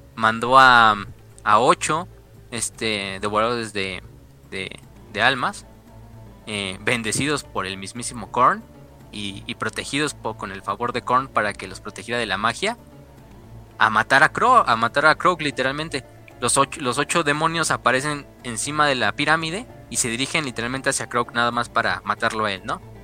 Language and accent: Spanish; Mexico; los que somos mexicanos, güey, vivimos aquí